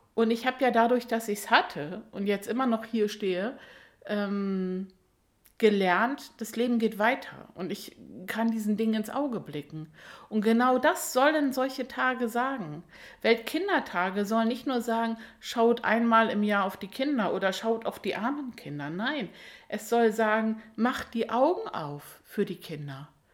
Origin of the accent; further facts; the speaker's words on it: Germany; hier bei uns in Deutschland